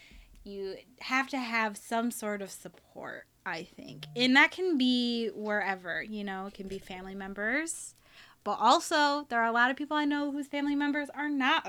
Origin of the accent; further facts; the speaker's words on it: Alpena, Michigan, United States; Born in Alpena. I was one of the only, like, ethnic people there growing up.